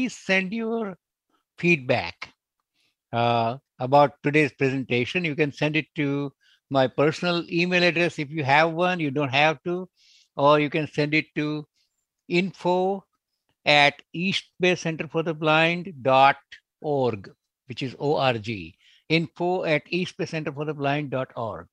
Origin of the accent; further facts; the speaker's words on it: India; moved away; I'm also originally from India